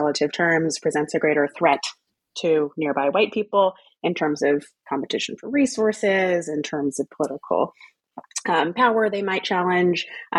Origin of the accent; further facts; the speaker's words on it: Texas, United States; also born or lived in Louisiana / New England / United Kingdom; In my case, that's family roots in Louisiana, growing up in Texas, going to college in New England, and going to the UK for grad school.